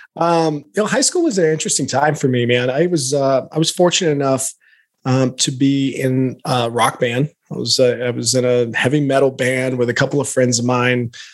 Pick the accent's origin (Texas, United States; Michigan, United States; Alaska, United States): Alaska, United States; also born or lived in Lafayette, Louisiana; now in Boise, United States; grew up in Alaska by way of Louisiana